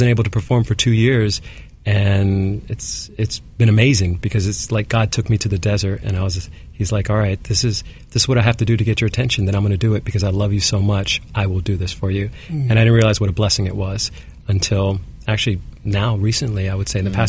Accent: New York City, New York, United States; I was born here in Manhattan

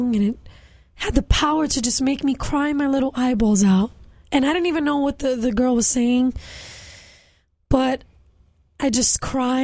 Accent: New York City, New York, United States; I'm a Puerto Rican girl from Bushwick, Brooklyn

